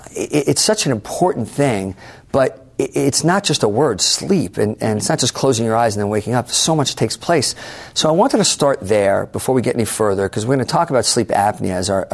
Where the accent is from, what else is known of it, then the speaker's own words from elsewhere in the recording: New York, United States; as a New Yorker